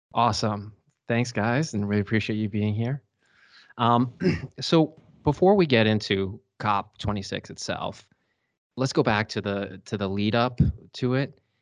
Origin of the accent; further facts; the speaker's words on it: United States; now in Dusseldorf, Germany; I'm an American lawyer at Clifford Chance, Germany